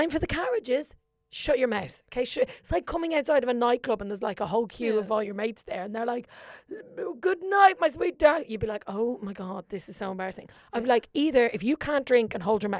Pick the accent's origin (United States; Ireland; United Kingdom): Ireland; Kildare, Leinster; moved away; I'm from Kildare